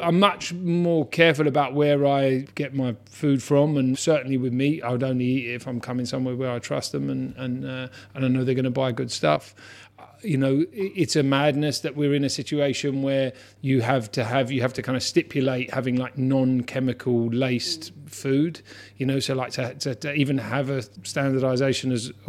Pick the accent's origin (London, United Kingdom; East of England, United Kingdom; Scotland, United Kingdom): London, United Kingdom; Hammersmith; Yeah, I was born in Hammersmith, on North End Road when I was a kid.